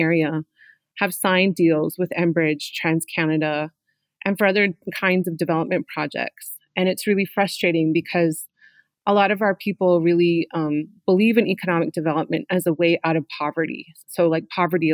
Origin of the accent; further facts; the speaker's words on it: Saskatchewan, Canada; I am from Treaty 4, which is southern Alberta, southern Saskatchewan, and southern Manitoba